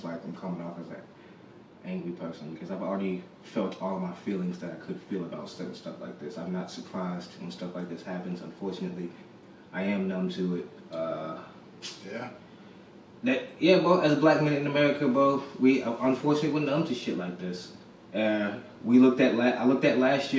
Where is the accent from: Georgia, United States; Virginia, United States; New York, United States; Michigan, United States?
Virginia, United States; Lynchburg; moved away; People in my hometown, even in Lynchburg